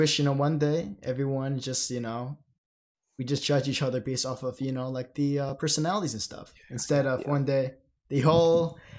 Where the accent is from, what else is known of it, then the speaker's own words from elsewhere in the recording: United States; I grew up in American culture while they grew up in in China